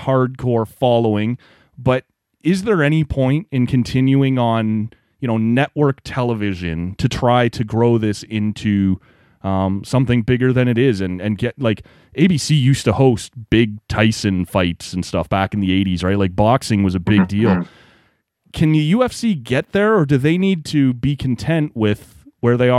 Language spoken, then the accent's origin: English; just outside Toronto, Ontario, Canada; I grew up just outside Toronto